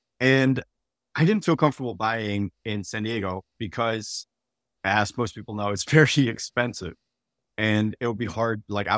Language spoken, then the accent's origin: English; Netherlands; now in United States; You know, I'm a software engineer and I grew up in the Netherlands and moved to the United States, was in the Air Force and military, moved around a bunch, didn't really have community anywhere.